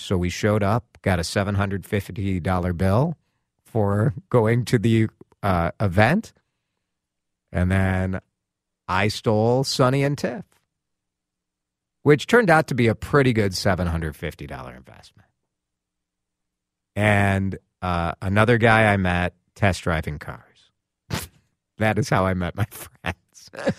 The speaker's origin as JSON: {"language": "English", "town": "Chicago", "region": "Illinois", "country": "United States", "moved": "as an adult", "lives_now": "Twin Cities, United States", "said": "I'm a transplant from Chicago. I moved here in 2003 with my wife as my only friend here in the Twin Cities."}